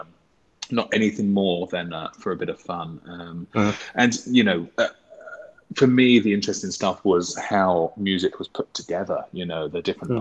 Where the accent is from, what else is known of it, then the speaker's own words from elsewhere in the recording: Toddington, East of England, United Kingdom; I grew up in a village called Toddington